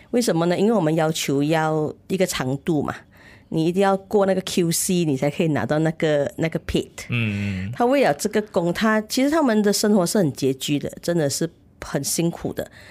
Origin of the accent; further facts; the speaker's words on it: Malaysia; 身为马来西亚人